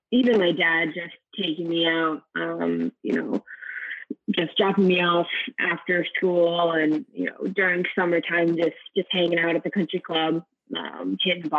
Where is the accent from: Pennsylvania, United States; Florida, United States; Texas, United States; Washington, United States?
Pennsylvania, United States; Scranton; I grew up in the Poconos in the Scranton area.